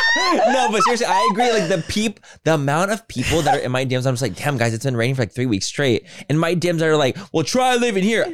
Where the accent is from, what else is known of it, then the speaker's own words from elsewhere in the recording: California, United States; being a Californian